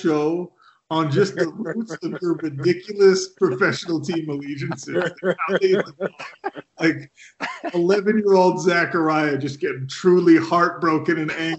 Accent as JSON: {"language": "English", "region": "Minnesota", "country": "United States", "tie": "born or raised there", "moved": "yes", "said": "I was born in Minnesota."}